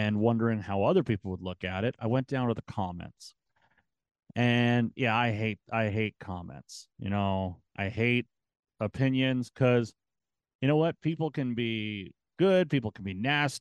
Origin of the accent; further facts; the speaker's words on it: Canada; I'm Canadian